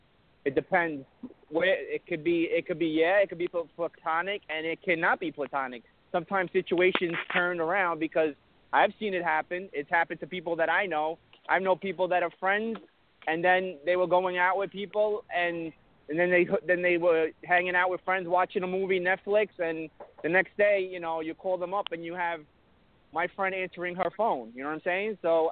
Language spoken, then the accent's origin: English; Brooklyn, New York, United States; I'm Brooklyn.